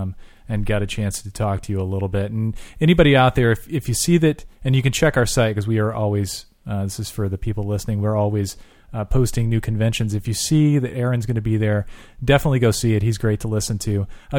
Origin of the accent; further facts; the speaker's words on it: Orange County, California, United States; now in Texas, United States; We know a couple guys out here in Texas, and we're actually originally from Orange County. I moved out here a few years back